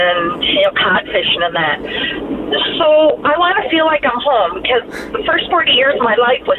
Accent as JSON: {"language": "English", "region": "coastal New Brunswick", "country": "Canada", "tie": "born or raised there", "moved": "as an adult", "said": "Yes. I grew up on the Northumberland Street, so like on coastal New Brunswick."}